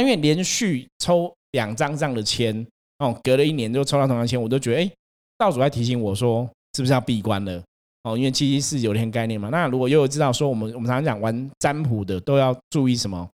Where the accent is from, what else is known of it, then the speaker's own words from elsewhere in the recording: Taipei, Taiwan; 我自己是台北人嘛， 我会在台北出生， 不在南部出生， 相对来讲， 台北是我生命开始的地方